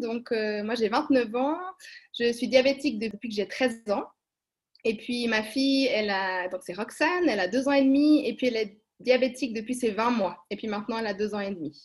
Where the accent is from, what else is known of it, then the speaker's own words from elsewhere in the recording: Switzerland; chez nous en Suisse